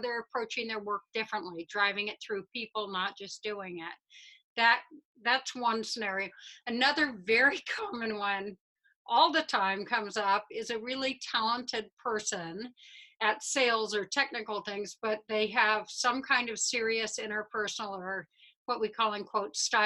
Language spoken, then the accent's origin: English; Midwest, United States; I'm a Midwesterner